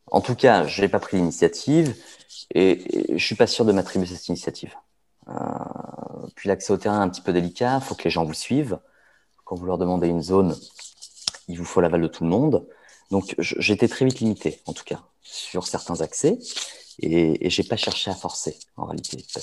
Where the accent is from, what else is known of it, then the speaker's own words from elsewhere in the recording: France; on va savoir que je ne suis pas d'ici, on va savoir que je suis français, on va savoir que je suis occidental